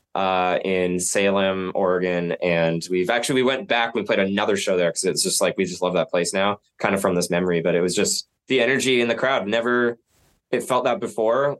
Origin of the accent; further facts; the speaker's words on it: Nanaimo, British Columbia, Canada; now in Vancouver, Canada; I grew up in Nanaimo, like across the Georgia Strait, and always seeing Vancouver